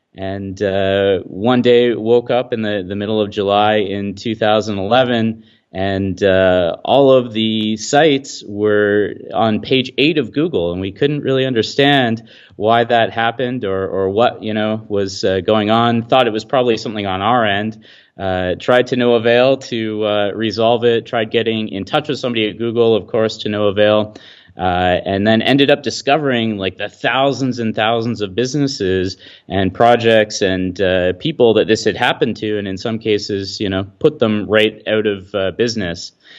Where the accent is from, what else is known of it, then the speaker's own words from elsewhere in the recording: Midland, Ontario, Canada; my hometown of Midland, Ontario, which is where I'm located. It's about 20,000 people north of Toronto on the beautiful Great Lakes.